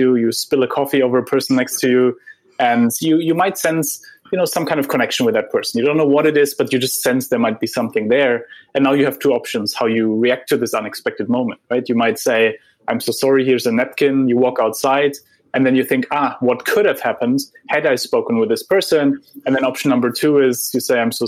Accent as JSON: {"language": "English", "town": "Heidelberg", "region": "Baden-Württemberg", "country": "Germany", "tie": "born or raised there", "moved": "yes", "said": "I grew up in Heidelberg, where Goethe and Schiller wrote their poems"}